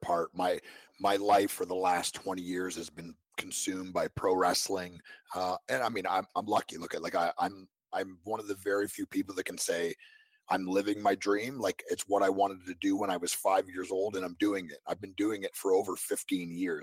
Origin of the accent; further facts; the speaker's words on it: Canada; now in Nashville, United States; I grew up in Canada.